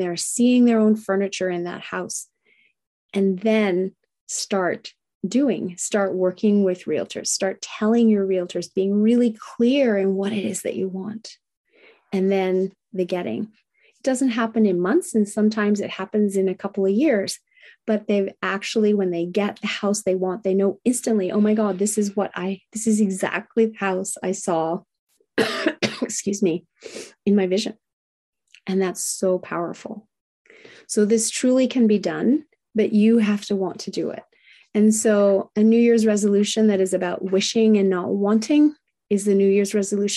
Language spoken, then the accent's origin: English; Australia; moved away as an adult; also born or lived in Whistler, Canada; now in Canada; I met other people, other Aussies